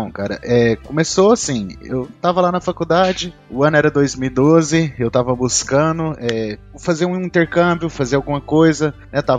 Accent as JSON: {"language": "Portuguese", "town": "Goiânia", "region": "Goiás", "country": "Brazil", "said": "eu sou engenheiro agrônomo, sou daqui da cidade de Goiânia, Goiás."}